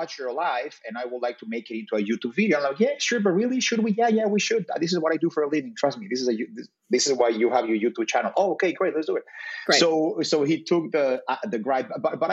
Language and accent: English; Mexico City, Mexico; also born or lived in Brazil; I'm from Mexico City, so of course those are my peeps